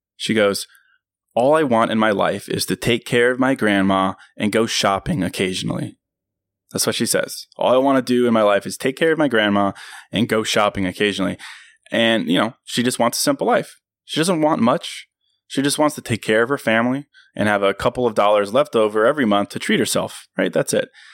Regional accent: Virginia, United States; my hometown in Virginia

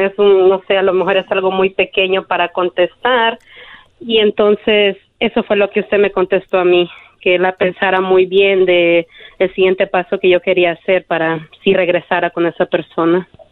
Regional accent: El Salvador; Yo soy de El Salvador

